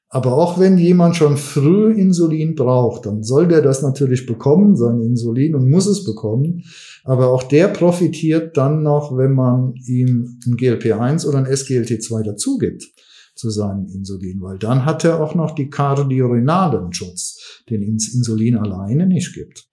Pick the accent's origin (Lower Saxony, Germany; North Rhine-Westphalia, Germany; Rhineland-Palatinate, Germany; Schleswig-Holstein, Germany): Rhineland-Palatinate, Germany; Westerwald; also born or lived in Mainz / Cologne / Düsseldorf; ich komme aus Rheinland-Pfalz von Anfang an. Ich bin ursprünglich eigentlich Westerwälder gewesen